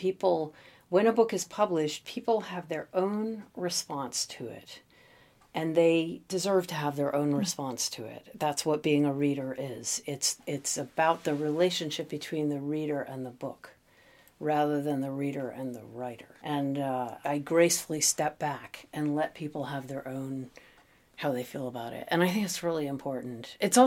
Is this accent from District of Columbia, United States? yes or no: yes; Washington, District of Columbia, United States; moved away as an adult; now in United Kingdom; I was a kid from Washington, D.C.